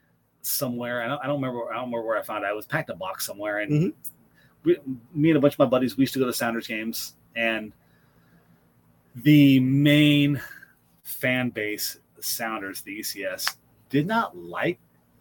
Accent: Washington, United States; Born and raised in Washington.

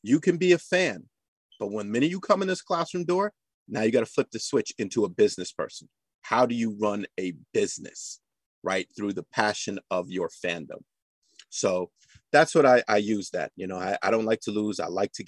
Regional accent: New York City, New York, United States; I'm a born and raised New York City kid

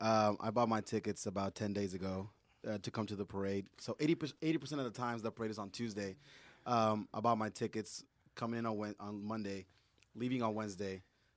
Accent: Honduras; I'm from Honduras, Central America. You know, so of course, third world country.

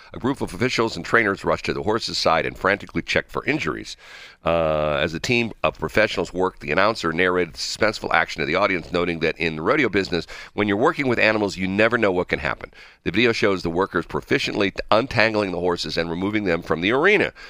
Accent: St. Louis, Missouri, United States; I'm from the Saint Louis area

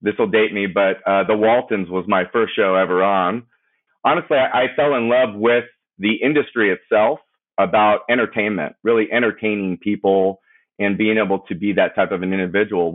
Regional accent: Simi Valley, California, United States; I grew up in Ventura County, specifically Simi Valley

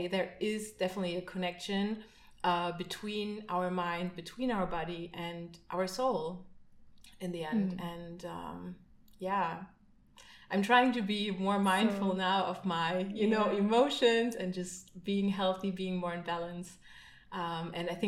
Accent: Berlin, Germany; I grew up in Berlin, in East Berlin

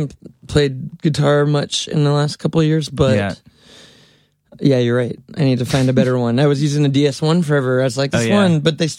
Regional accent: New York City, New York, United States; that's such a thing that's pounded into me as a little kid growing up in New York City.

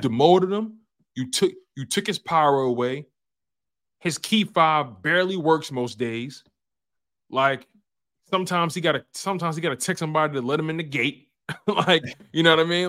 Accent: Philadelphia, Pennsylvania, United States; I'm from Philly

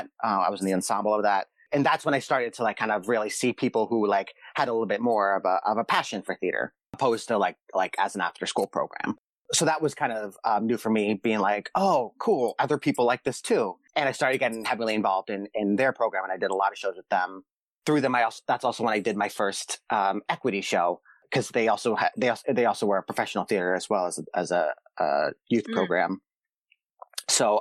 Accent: Boston, Massachusetts, United States; moved away as an adult; also born or lived in Pittsburgh; now in Los Angeles, United States; I grew up in Boston. That's where my parents are from

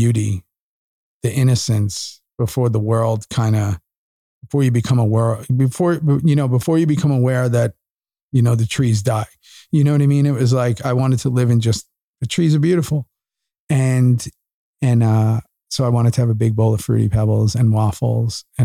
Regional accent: New York City, New York, United States; moved away as an adult; also born or lived in Los Angeles, United States; now in Austin, United States; I grew up in New York in the 80s

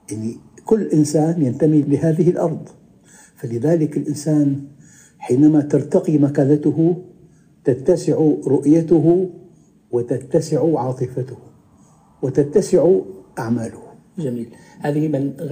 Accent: Damascus, Damascus Governorate, Syria; كنت مرة أنا في المغرب وعدت إلى بلدي دمشق سابقا

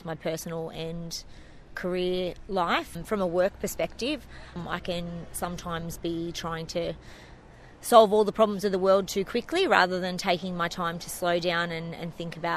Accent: Maitland, New South Wales, Australia; also born or lived in Beresfield / Coffs Harbour / Sydney; now in Newcastle, Australia; I'm born and bred here, although Maitland. I'm more from Maitland. I grew up in Thornton, one of three, and then I went to school in Beresfield

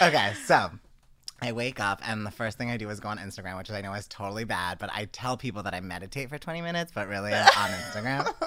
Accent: East Coast, United States; accent: East Coast; my East Coast accent

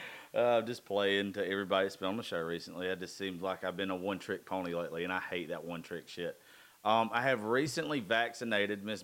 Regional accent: Dodge County, Georgia, United States; I grew up in Dodge County

